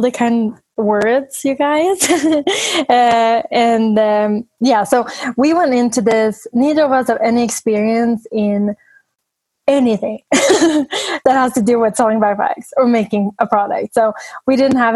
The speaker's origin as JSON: {"language": "English", "country": "Sweden", "moved": "as an adult", "lives_now": "United States", "said": "I'm from Sweden, and I've been in the U.S. for 5 years now, but we visit my family a lot and go to Sweden"}